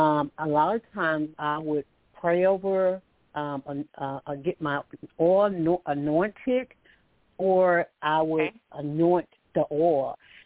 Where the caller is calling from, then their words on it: Alabama, United States; I'm calling from Alabama